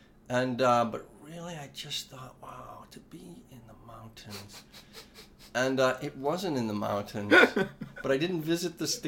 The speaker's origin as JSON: {"language": "English", "town": "New Orleans", "region": "Louisiana", "country": "United States", "said": "Coming from New Orleans, we didn't ski. I had never been to a mountain."}